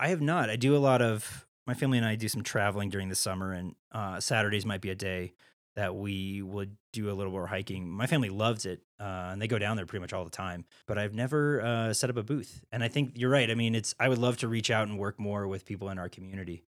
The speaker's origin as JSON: {"language": "English", "region": "Iowa", "country": "United States", "tie": "born or raised there", "also_born_or_lived": "Missouri / San Francisco / Chicago / Atlanta", "moved": "as an adult", "lives_now": "Steamboat Springs, United States", "said": "I grew up in Iowa, and then I was born in Missouri"}